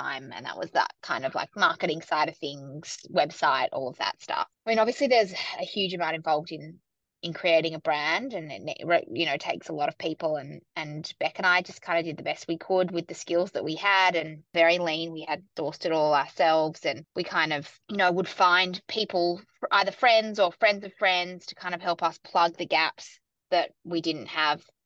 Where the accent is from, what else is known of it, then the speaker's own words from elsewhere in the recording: Sydney, New South Wales, Australia; moved away as an adult; also born or lived in New York; now in Melbourne, Australia; I grew up in Sydney and then I moved to New York in my kind of early to mid-20s